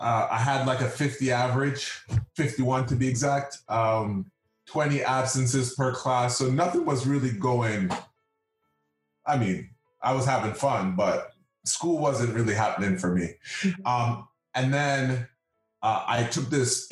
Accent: Toronto, Ontario, Canada; I am from the community of Rexdale

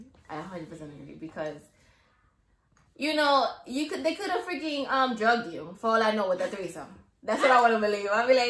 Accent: New York City, New York, United States; I'm from the Bronx.

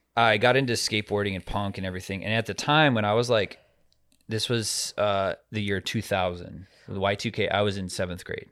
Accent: Arizona, United States; my home state

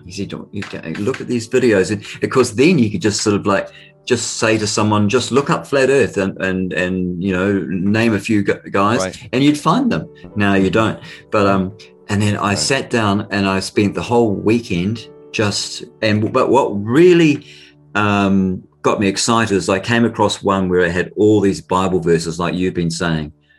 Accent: New Zealand; accent: Kiwi; my Kiwi accent

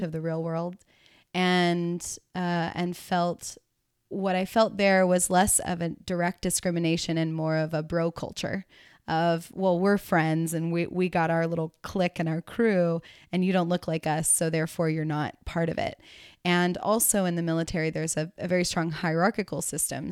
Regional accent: the South, United States; moved away as an adult; also born or lived in California; in the South, where I grew up

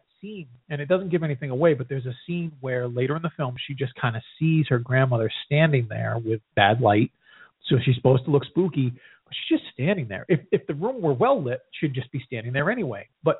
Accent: New England, United States; I grew up in New England.

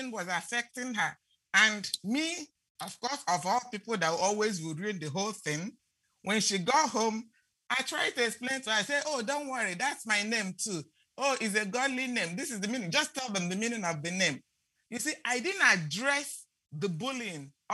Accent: Nigeria; moved away; when I grew up in Nigeria

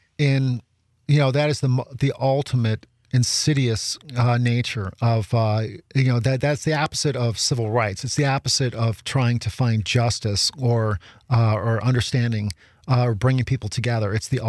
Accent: Chicago, Illinois, United States; growing up on the South Side of Chicago, I understand it all too well

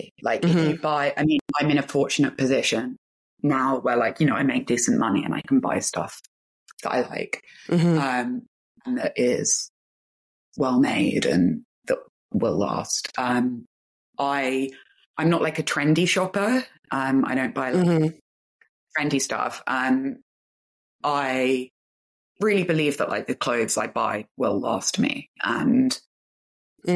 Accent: London, United Kingdom; also born or lived in Manchester; I grew up in clubs in London

